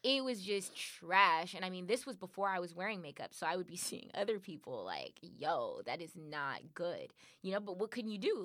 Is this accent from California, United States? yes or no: yes; Compton, California, United States; I'm from Compton. Like I grew up in these communities